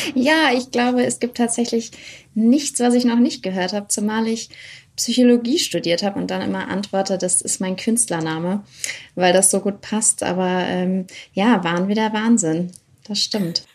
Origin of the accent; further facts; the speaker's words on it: near Cologne, North Rhine-Westphalia, Germany; Ich komme jetzt aus der Nähe von Köln, also aus dem Rheinland.